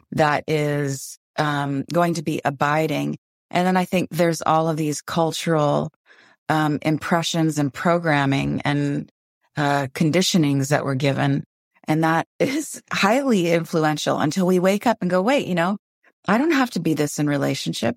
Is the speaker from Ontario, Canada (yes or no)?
yes; Windsor, Ontario, Canada; now in Vancouver, Canada; I grew up in Windsor, Ontario